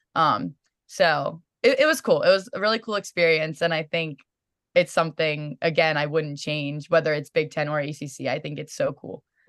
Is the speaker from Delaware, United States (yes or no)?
no; Sykesville, Maryland, United States; growing up in Maryland, it's awesome in itself